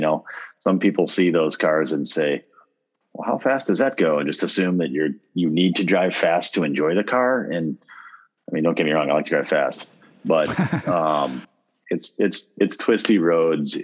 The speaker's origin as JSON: {"language": "English", "town": "Winona", "region": "Minnesota", "country": "United States", "tie": "born or raised there", "moved": "yes", "said": "I've got my hometown's Winona. It's a south, it's a southeastern Minnesota town"}